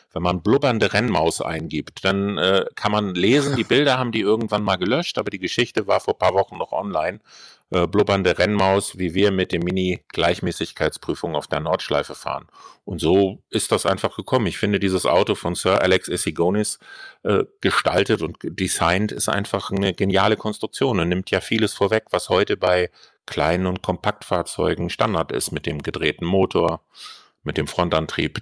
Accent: Kiel, Schleswig-Holstein, Germany; Ich bin Kieler und wir kennen uns auch noch aus der Kieler Forstbaumschule

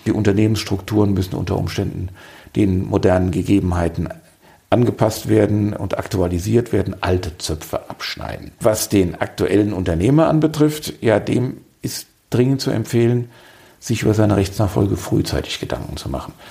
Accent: Darmstadt, Hesse, Germany; moved away as an adult; now in Marburg, Germany; Ich stamme aus Südhessen, komme aus Darmstadt und kam zum Studium vor vielen, vielen Jahren nach Marburg

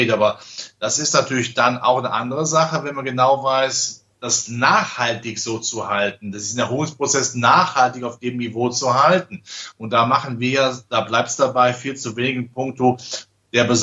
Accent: Rhineland, Germany; Ja, ich als Rheinländer kenne den alten Schlager natürlich

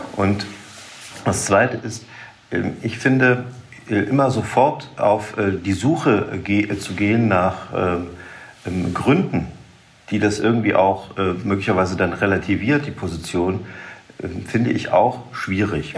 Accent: Saxony, Germany; bei uns in Sachsen

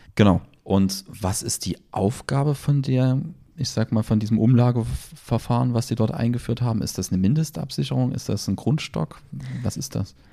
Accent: Germany; bei uns in Deutschland

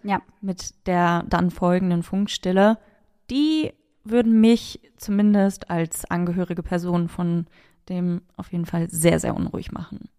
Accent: Münster, North Rhine-Westphalia, Germany; bei uns in Münster in der Altstadt

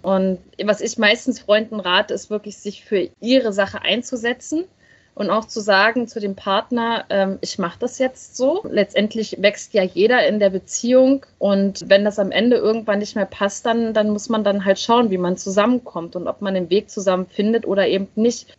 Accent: Berlin, Germany; ich komme ja aus dem Ostteil von Deutschland, aus Ostberlin.

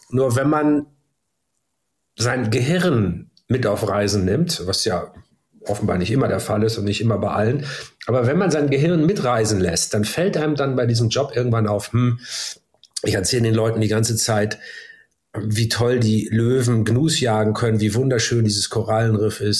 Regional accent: Hamburg, Germany; dass der äh, Kultursenator der Hansestadt Hamburg mich in unserem wunderschönen Rathaus meiner Heimatstadt äh, da ganz exklusiv empfangen hat

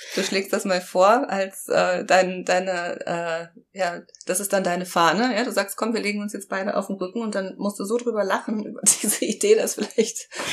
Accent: Brandenburg, Germany; now in Heidelberg, Germany; bin zwar kein Berliner Gewächs, aber ich bin in Brandenburg geboren

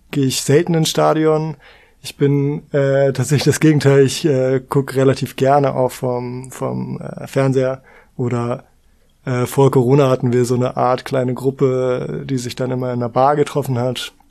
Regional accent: Hamburg, Germany; Ich bin hier im Viertel groß geworden und dementsprechend irgendwie schon, seitdem ich denken kann, St. Pauli-Fan.

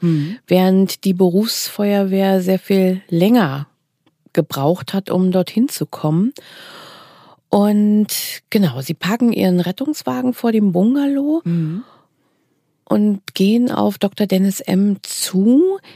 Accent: East Germany, Germany; ich komme ja selber aus dem Osten

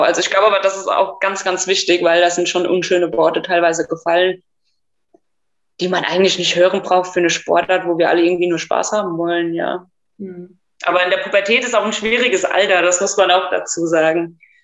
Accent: Germany; bei uns in Deutschland

